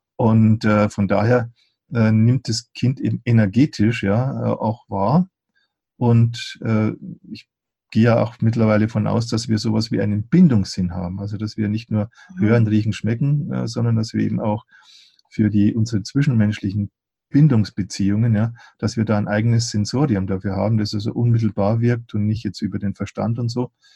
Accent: Eichstätt, Bavaria, Germany; ich habe ja schon in meiner Gymnasialzeit, habe ich, da gab es so eine Buchhandlung bei uns in Eichstätt

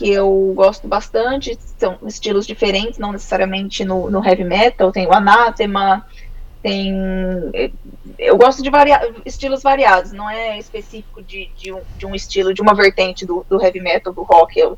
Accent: Campo Grande, Mato Grosso do Sul, Brazil; now in Finland; Bom, eu sou de Campo Grande, Mato Grosso do Sul.

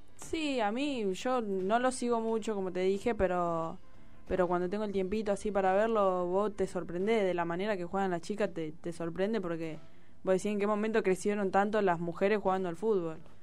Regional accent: Argentina; la mayoría de las chicas somos de acá de Villa

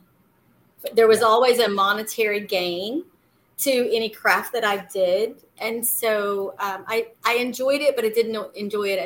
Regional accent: rural Georgia, United States; also born or lived in Jacksonville, Florida; I was born in Florida, in Jacksonville. And then we moved to Georgia, a really rural area in Georgia

